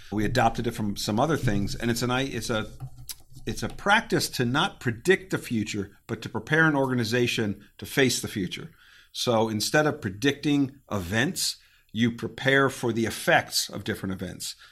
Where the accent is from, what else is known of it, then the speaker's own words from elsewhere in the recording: Connecticut, United States; moved away as an adult; also born or lived in Virginia / Germany; I, I grew up in Connecticut, and I went to undergrad at a small school in Virginia